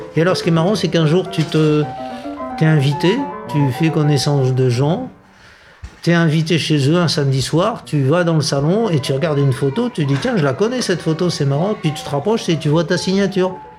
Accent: Madagascar; now in Niort, France; je vais chez moi à Madagascar

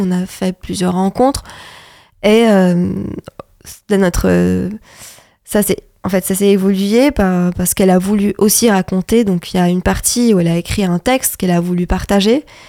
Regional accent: Lebanon; moved away as an adult; now in France; je suis libanaise et donc pendant la, la, la, période où j'ai décidé de venir en France

